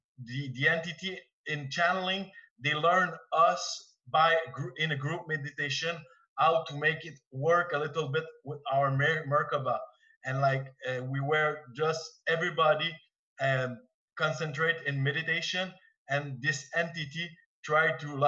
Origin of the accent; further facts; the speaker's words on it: Quebec, Canada; English is a second language; I'm from Quebec, so my English is not so well